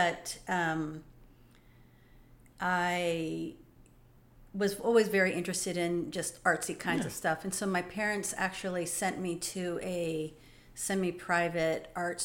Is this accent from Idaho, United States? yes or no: no; San Jose, California, United States; moved away as an adult; now in Greensboro, United States; I was born and raised in San Jose, California